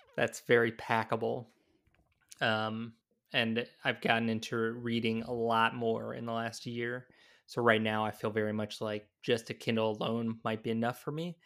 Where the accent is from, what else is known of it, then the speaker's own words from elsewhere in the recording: the South, United States; now in Minnesota, United States; growing up in the South